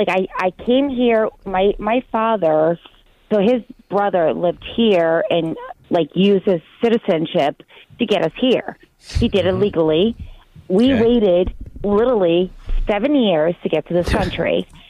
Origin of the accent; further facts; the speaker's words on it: Azores, Portugal; now in United States; I did everything correctly in Portugal. I'm from Portugal, Azores.